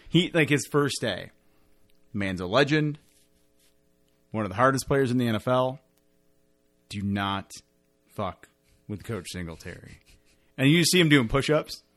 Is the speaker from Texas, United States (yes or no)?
no; Detroit, Michigan, United States; we are from Detroit